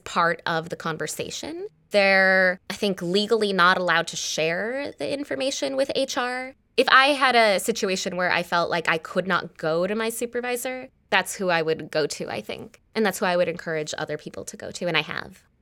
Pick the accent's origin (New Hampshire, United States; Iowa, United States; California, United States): California, United States; Los Angeles; I'm from Los Angeles